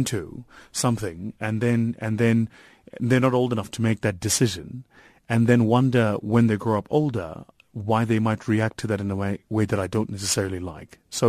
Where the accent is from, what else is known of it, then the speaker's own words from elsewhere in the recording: Watville, Gauteng, South Africa; also born or lived in Benoni; So I come from Watville, raised in Watville, went to a school in Watville called Egukanyeni, which is still there.